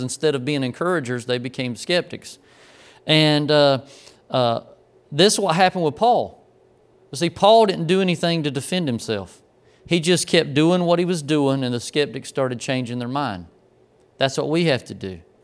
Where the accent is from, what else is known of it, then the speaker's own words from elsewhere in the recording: Grays Creek, North Carolina, United States; growing up in Grays Creek